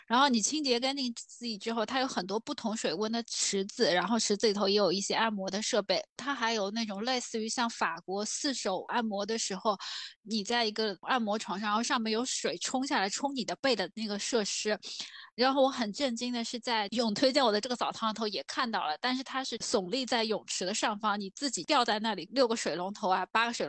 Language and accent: Chinese; southern China, China; 因为我们是南方人，其实我们从小到大都是可能除了在健身房或短短的脱一下衣服或怎样的